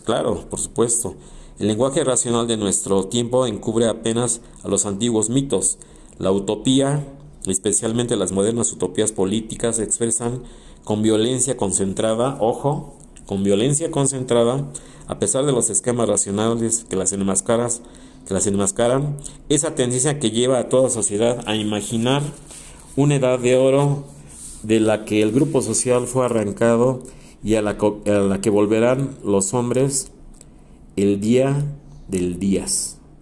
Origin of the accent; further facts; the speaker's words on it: Mexico; todos somos los mismos mexicanos